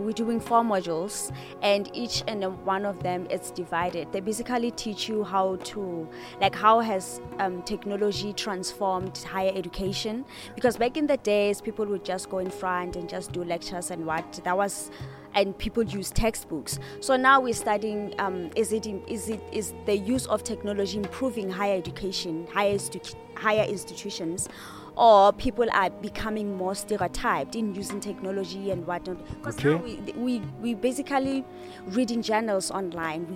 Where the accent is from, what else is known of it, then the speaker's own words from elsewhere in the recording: Free State, South Africa; we're from the Free State